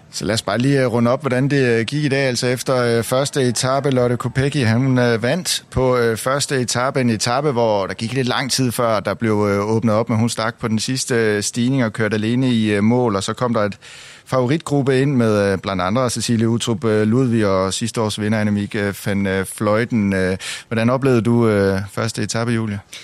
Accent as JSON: {"language": "Danish", "country": "Denmark"}